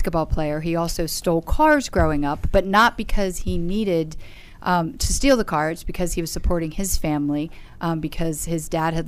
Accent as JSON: {"language": "English", "town": "Bryantown", "region": "Maryland", "country": "United States", "said": "Bryantown, Maryland"}